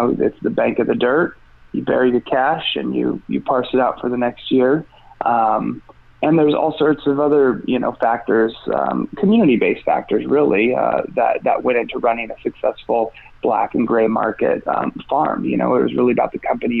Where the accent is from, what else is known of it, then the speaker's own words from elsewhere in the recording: Mendocino, California, United States; I'm from Mendocino